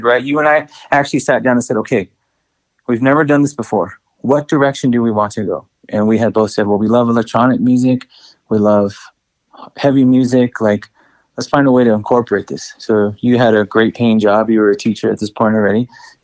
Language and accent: English; El Paso, Texas, United States; I'm proud to be from Texas